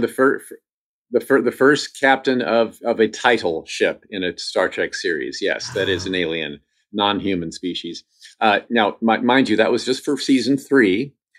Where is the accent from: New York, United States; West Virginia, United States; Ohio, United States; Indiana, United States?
Indiana, United States; I grew up in Indiana, which is in the Midwest